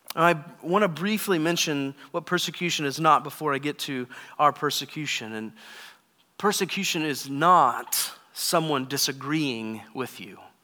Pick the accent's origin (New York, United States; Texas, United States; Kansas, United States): Texas, United States; moved away; I grew up in Texas